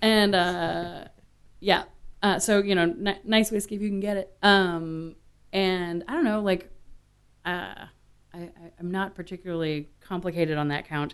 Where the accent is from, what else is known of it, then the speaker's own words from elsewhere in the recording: Austin, Texas, United States; also born or lived in Washington, D.C.; grew up in Austin